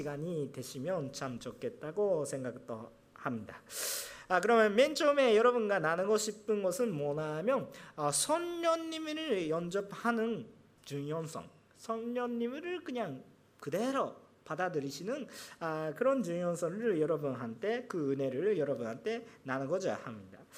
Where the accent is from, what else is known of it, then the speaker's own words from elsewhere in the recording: Japan; 저는 일본 사람으로서